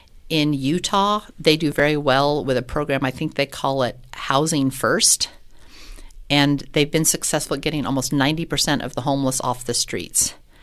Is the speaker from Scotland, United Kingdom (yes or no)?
yes; Scotland, United Kingdom; I'm Scottish, so if we can save money, save paper on the ballot